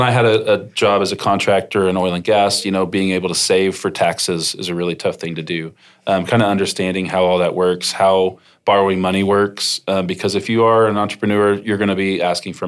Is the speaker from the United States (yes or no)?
yes; Norman, Oklahoma, United States; I grew up in Norman, went to public school here, loved the schools